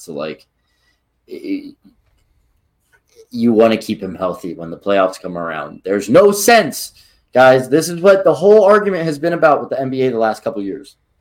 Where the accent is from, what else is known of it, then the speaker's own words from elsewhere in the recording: Philadelphia, Pennsylvania, United States; we're from Philadelphia